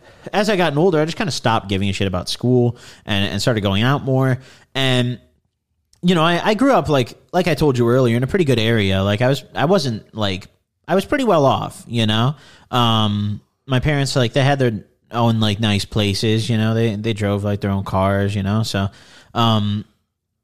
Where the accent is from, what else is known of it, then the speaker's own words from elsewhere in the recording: Midwest, United States; growing up in the Midwest